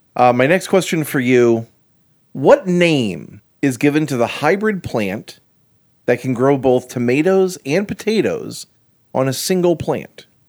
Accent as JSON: {"language": "English", "region": "Florida", "country": "United States", "tie": "born or raised there", "said": "I moved down here when I was six, so basically a Floridian"}